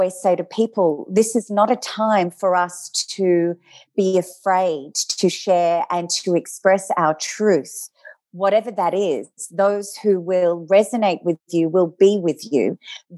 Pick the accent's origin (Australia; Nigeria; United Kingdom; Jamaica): Australia; Adelaide, South Australia; moved away; I grew up in Adelaide